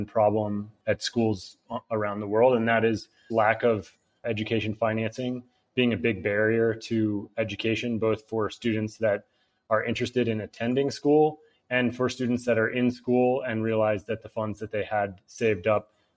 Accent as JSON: {"language": "English", "country": "United States", "also_born_or_lived": "Barcelona, Spain", "moved": "yes", "said": "I'm an American entrepreneur."}